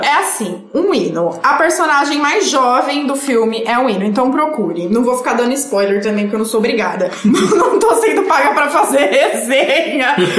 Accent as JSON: {"language": "Portuguese", "region": "São Paulo", "country": "Brazil", "said": "a gente é de São Paulo"}